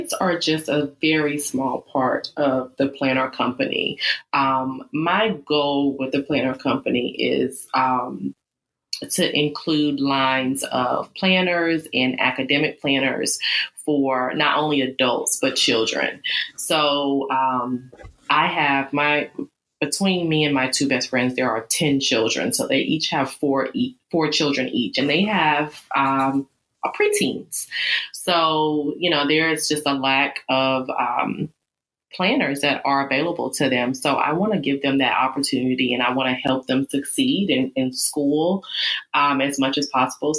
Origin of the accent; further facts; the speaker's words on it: Charlotte, North Carolina, United States; I am in Charlotte, North Carolina, and I'm actually from Charlotte, North Carolina.